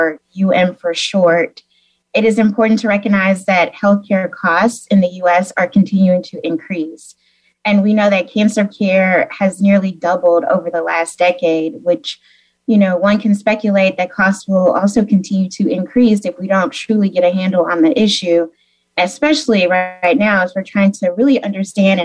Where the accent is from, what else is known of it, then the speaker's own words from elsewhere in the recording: Memphis, Tennessee, United States; moved away; also born or lived in Missouri; I am originally from Memphis, actually, so the home of Elvis, blues, and barbecue. So it's great to be here and represent my hometown, Memphis